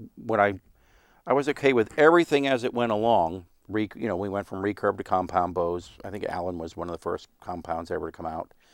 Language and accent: English; Stouchsburg, Pennsylvania, United States; I was born and raised in Stoutsburg, which is a little town between, you know, Womelsdorf and Myerstown